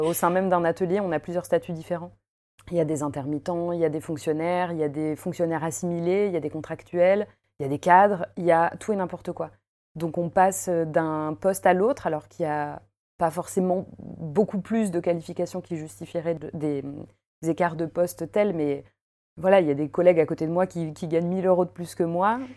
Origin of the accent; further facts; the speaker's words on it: Paris, Île-de-France, France; moved away as an adult; now in Lyon, France; je viens de Paris. Je suis une vraie parisienne pure souche, mais ça fait une dizaine d'années que je me suis installée à Lyon